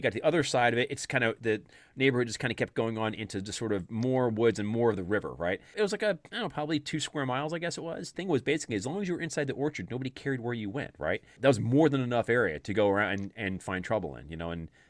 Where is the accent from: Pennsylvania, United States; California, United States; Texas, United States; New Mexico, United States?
Pennsylvania, United States; Easton; Where I grew up in the Lehigh Valley, Pennsylvania, in the town of Easton, which is like right on the New Jersey, Pennsylvania border